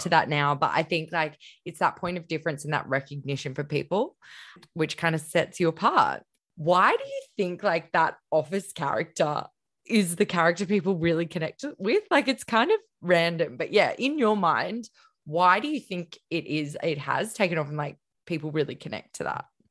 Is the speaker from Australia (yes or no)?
yes; Queensland, Australia; also born or lived in Melbourne / Gold Coast; I'm a Queensland girl